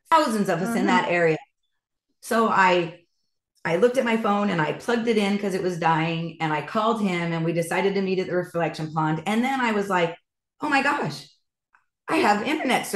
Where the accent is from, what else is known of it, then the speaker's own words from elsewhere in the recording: Idaho, United States; I'm from Idaho.